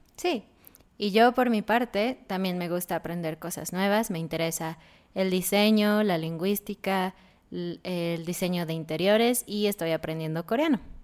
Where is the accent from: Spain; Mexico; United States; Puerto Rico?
Mexico; nosotros somos de México